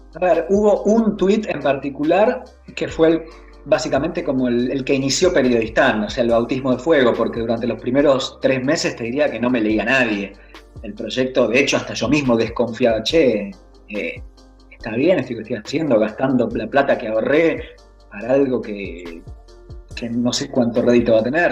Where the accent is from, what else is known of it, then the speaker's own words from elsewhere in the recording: Argentina; De Argentina.